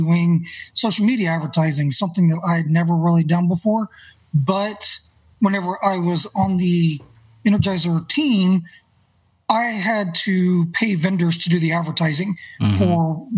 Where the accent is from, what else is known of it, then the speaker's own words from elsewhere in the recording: Northwest Arkansas, United States; also born or lived in Bentonville, Arkansas; I grew up here in Northwest Arkansas